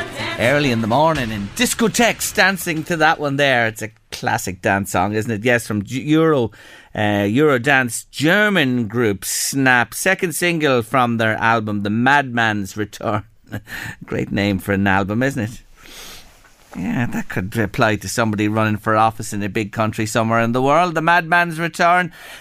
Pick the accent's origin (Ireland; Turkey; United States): Ireland; as an Irish person who's lived in this country all his life